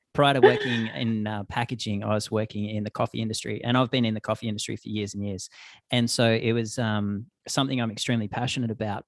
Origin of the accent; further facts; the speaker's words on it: southeastern Australia, Australia; now in Canada; where I grew up in the southeastern pocket of, um, Australia